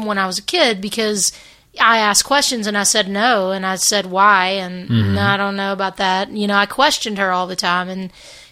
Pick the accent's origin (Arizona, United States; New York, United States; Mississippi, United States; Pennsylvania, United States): Mississippi, United States; Hernando; also born or lived in Memphis, Tennessee; the town I grew up in, Hernando, Mississippi, is like 20 minutes south of Memphis